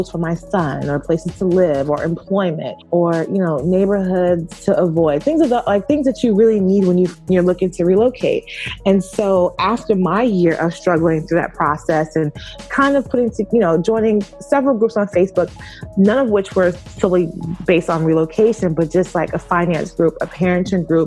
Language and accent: English; California, United States; also born or lived in Brooklyn / New York; I was born and raised, well, I was born in Brooklyn and raised by coastal between California, the Bay Area, and New York. I kind of spent my childhood.